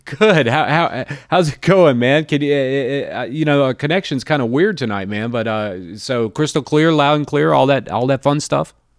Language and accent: English; Jacksonville, Florida, United States; moved away; born and raised in Jacksonville, Florida